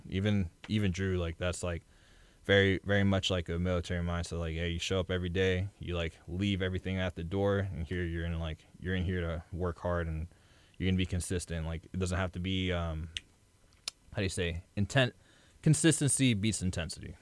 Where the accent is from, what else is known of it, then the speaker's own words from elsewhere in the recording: Webster, Texas, United States; I grew up in Webster